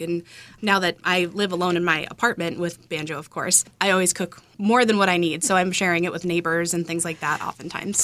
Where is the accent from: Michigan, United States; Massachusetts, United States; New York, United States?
Massachusetts, United States; Marshfield; moved away; I grew up in Marshfield